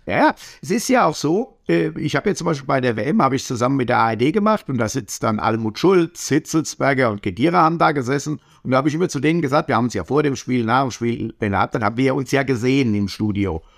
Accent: Hesse, Germany; Ich komme aus der Apfelweingegend

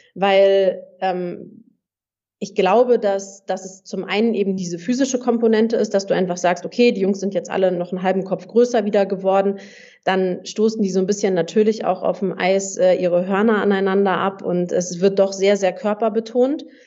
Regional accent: Hamburg, Germany; moved away as an adult; also born or lived in southern Germany; ich komme ursprünglich aus Hamburg und habe in Hamburg gespielt, habe da auch mein Abitur gemacht

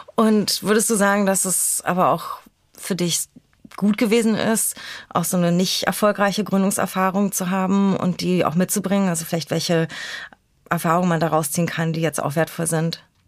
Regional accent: Berlin, Germany; born or raised there

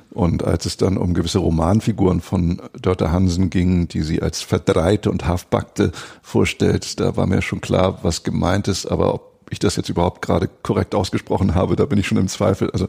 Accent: Schleswig-Holstein, Germany; also born or lived in Kiel; Geboren in Kiel und aufgewachsen in der schönen holsteinischen Schweiz, in der Nähe von Preetz.

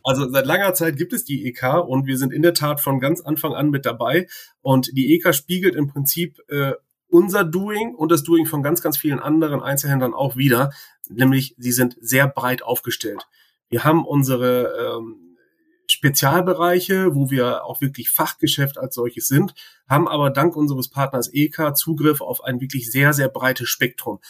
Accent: Bielefeld, North Rhine-Westphalia, Germany; In Schildische zur Welt gekommen, in Schildische getauft, konfirmiert, verheiratet. Alles an unserem Mikrostandort hier.

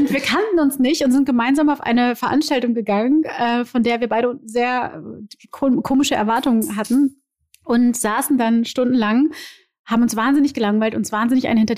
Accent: Rio de Janeiro, Brazil; komme aus Rio de Janeiro. Ja? ja. Bei uns gibt es keine Karnevalssitzung.

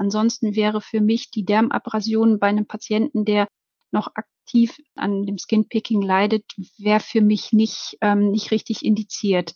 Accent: Germany; bei uns in Deutschland

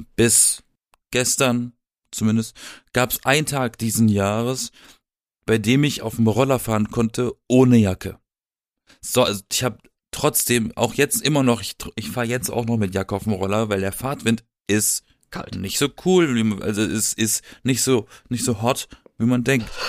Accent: Southern Germany, Germany; Ich komme aus dem Süden von Deutschland

